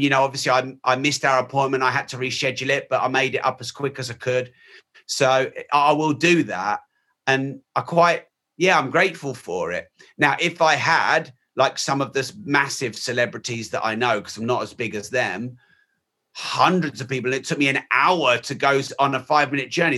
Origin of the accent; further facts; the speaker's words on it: United Kingdom; I'm very British and white